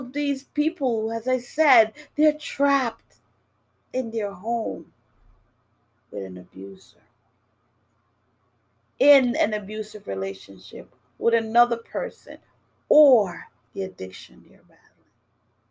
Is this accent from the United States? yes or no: yes; New York City, New York, United States; moved away as an adult; also born or lived in Jamaica; now in Massachusetts, United States; I grew up in New York City, well, in the Bronx, and I live in Massachusetts now.